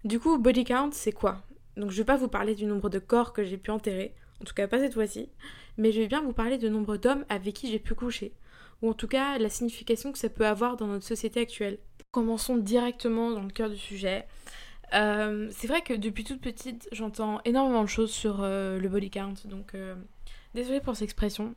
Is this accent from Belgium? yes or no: yes; Belgium; moved away as an adult; now in London, United Kingdom; je suis belge